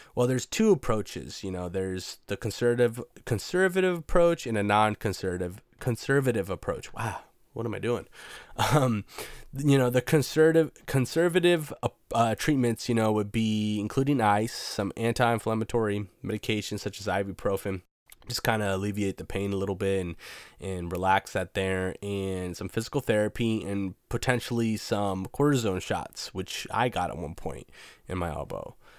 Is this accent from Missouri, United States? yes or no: no; Washington, United States; I'm from Washington State, so it can get pretty hippie out here